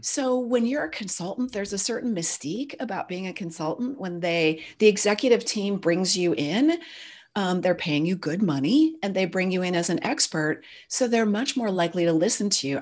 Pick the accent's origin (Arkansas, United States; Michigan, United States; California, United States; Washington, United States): California, United States; Silicon Valley; My dad was an early semiconductor guy, so I grew up in Silicon Valley.